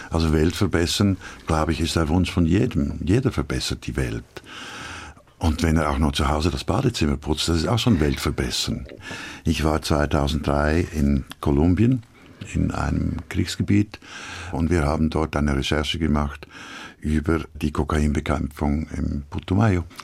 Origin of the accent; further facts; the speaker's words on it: Switzerland; Ich bin Schweizer und ich mag die Schweiz